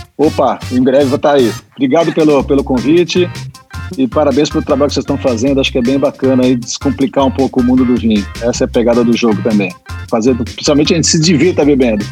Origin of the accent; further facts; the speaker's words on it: São Paulo, Brazil; eu sou paulista